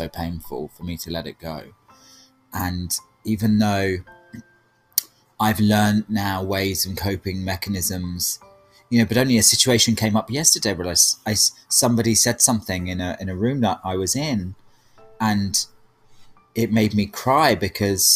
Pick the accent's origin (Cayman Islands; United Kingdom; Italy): United Kingdom; being British, like I'm very established in a British family